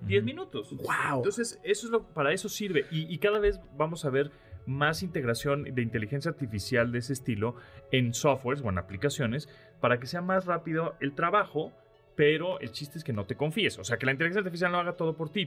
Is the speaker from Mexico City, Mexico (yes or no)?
yes; Mexico City, Mexico; soy chilango